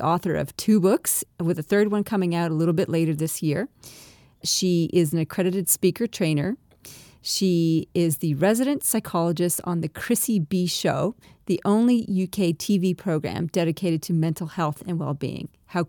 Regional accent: Canada; accent: Canadian-Australian; now in Australia; I'm a Canadian-Australian, hence my funny, twangy accent

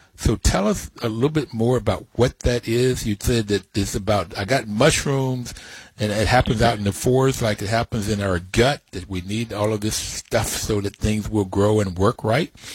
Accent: West Virginia, United States; When I grew up in West Virginia

